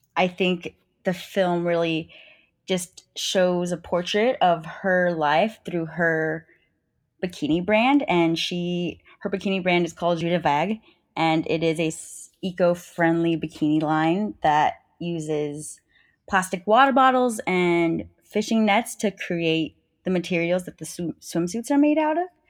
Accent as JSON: {"language": "English", "region": "New Mexico", "country": "United States", "tie": "born or raised there", "moved": "as an adult", "lives_now": "California, United States", "said": "I grew up in New Mexico"}